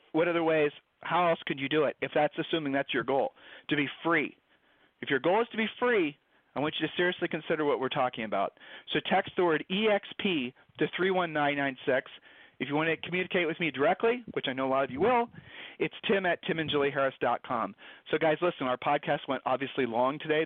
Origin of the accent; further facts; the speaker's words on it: Ohio, United States; we're from Ohio